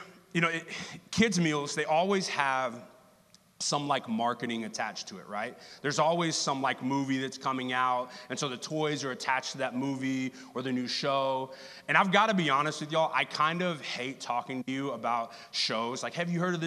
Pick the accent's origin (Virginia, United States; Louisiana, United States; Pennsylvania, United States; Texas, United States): Texas, United States; now in Kansas City, United States; native Texans are. We just are finding a reason to tell you I am from Texas.